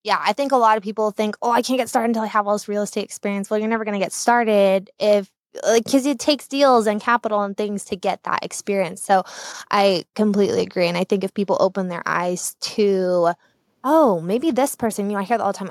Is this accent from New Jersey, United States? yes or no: no; Southern California, United States; moved away as an adult; now in Boise, United States; I am a Southern California native, born and raised in Southern California. I moved up here to Boise, Idaho in late twenty seventeen